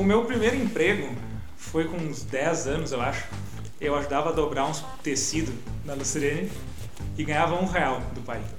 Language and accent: Portuguese; Gramado, Rio Grande do Sul, Brazil; nasci em Gramado, cresci em Gramado, natural daqui.